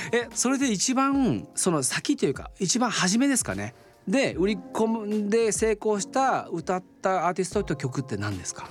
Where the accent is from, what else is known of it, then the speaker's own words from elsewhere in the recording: Oita, Japan; 大分県出身なので